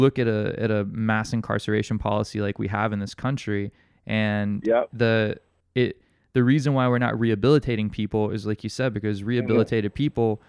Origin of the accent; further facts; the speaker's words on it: Alabama, United States; now in Hawaii, United States; I'm originally from Alabama